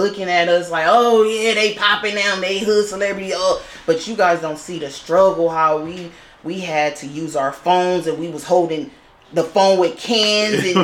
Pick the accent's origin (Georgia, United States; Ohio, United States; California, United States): California, United States; Los Angeles; I'm really from Watts